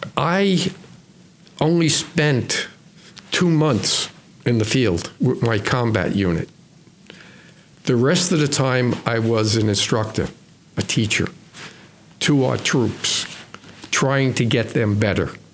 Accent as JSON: {"language": "English", "town": "New York City", "region": "New York", "country": "United States", "tie": "born or raised there", "said": "I grew up in New York City. I was uh, on Long Island"}